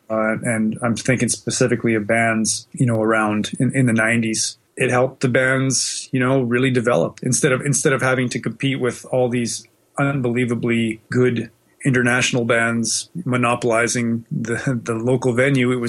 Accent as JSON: {"language": "English", "region": "Western Canada", "country": "Canada", "tie": "born or raised there", "also_born_or_lived": "Australia", "said": "of moved around a lot. We spent a little bit of time in Australia, in the 70s, but mostly I was in Western Canada."}